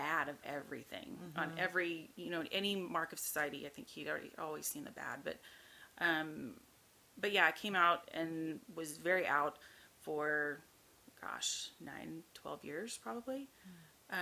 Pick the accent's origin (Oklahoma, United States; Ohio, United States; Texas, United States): Oklahoma, United States; Norman; moved away as an adult; also born or lived in Houston; I grew up in Oklahoma. That's where I'm from, Norman, Oklahoma